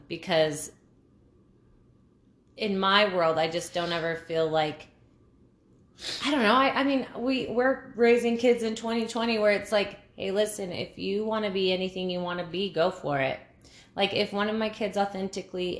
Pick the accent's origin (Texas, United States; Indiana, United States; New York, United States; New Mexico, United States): New Mexico, United States; we're from New Mexico.